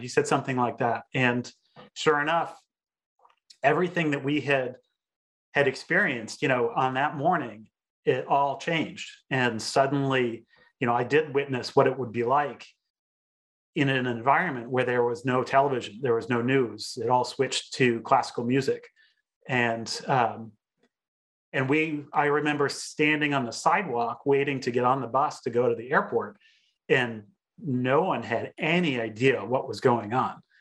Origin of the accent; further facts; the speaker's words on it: United States; as a teenager growing up in the United States